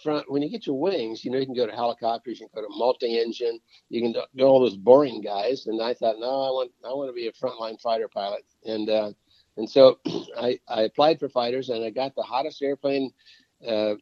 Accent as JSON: {"language": "English", "area": "Kansas, Nebraska, Iowa", "region": "Midwest", "country": "United States", "tie": "born or raised there", "also_born_or_lived": "Indiana", "moved": "as an adult", "said": "I'd never been out of the four states of Kansas, Nebraska, Iowa. Well, of course, I was born in Indiana"}